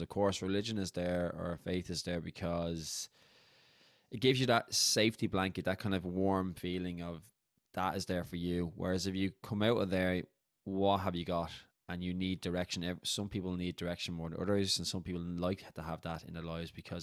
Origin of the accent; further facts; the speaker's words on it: Dublin, Leinster, Ireland; we're both from Dublin, we're both Irish